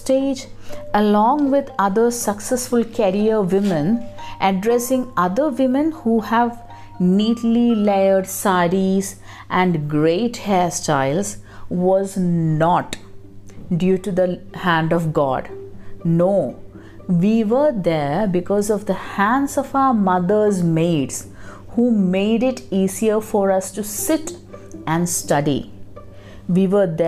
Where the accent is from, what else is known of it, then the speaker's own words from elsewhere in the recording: Kerala, India; I come from Kerala, a relatively empowered state.